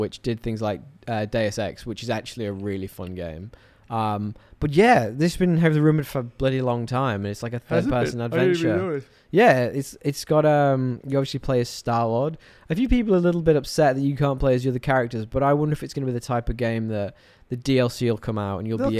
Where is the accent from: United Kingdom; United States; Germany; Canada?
United Kingdom; England; I'm English.